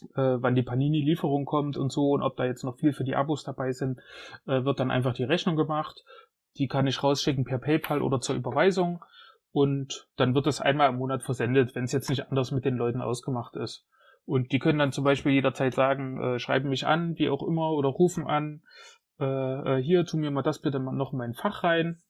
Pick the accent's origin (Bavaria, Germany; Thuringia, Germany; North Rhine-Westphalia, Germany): Thuringia, Germany; Jena; ich bin Jenenser, in Jena geboren, schon immer hier gelebt